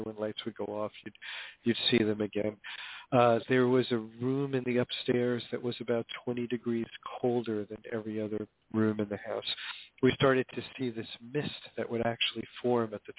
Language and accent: English; Hoboken, New Jersey, United States; I grew up in Hoboken, New Jersey, back in the days when it was a kind of traditional blue-collar town